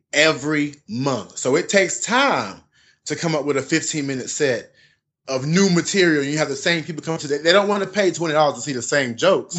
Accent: Southern Pines, North Carolina, United States; born and raised from North Carolina, a place called Southern Pines, which is outside of Fayetteville

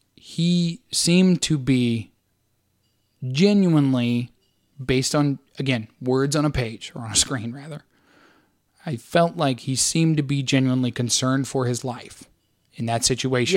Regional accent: St. Louis, Missouri, United States; my hometown

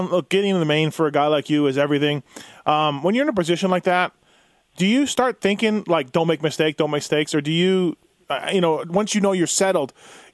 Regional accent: Manitoba, Canada; my hometown of Manitoba

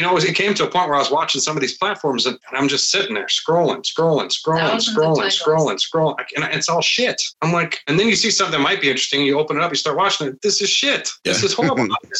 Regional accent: Midwest, United States; But I'm from the Midwest and you help out.

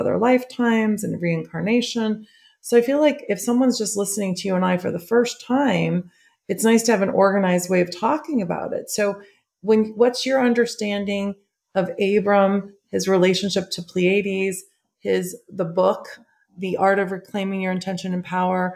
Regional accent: Schaumburg, Illinois, United States; I'm from Schaumburg, Illinois

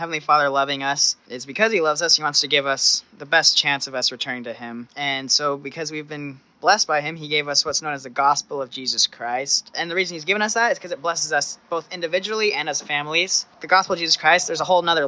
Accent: Selah, Washington, United States; moved away as an adult; I am from Washington State in a small town called Selah

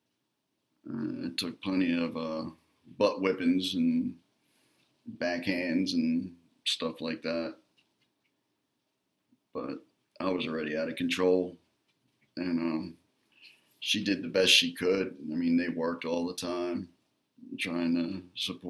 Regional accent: Atlantic City, New Jersey, United States; I grew up in Atlantic City, New Jersey

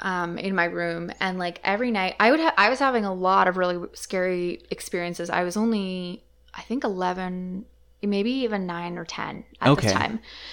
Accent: Comox, British Columbia, Canada; also born or lived in Delta; so I grew up in Comox.

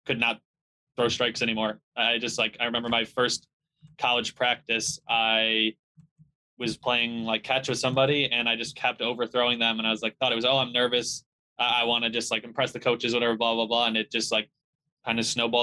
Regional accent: Chicago, Illinois, United States; I'm from Chicago area, suburbs of Chicago. I grew up there

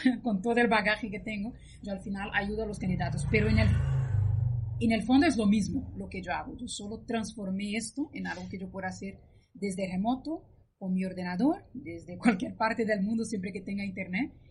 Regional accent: Brazil; moved away as an adult; also born or lived in Spain; yo soy de Brasil, estudié allí, trabajé un par de años y luego me mudé a España y he vivido durante 15 años en España

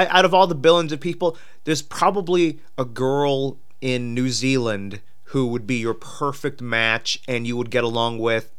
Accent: Pittsburgh, Pennsylvania, United States; Hey, I am from Pittsburgh.

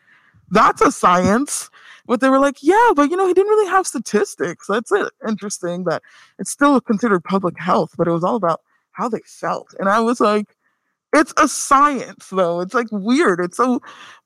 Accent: Nigeria; I'm Nigerian

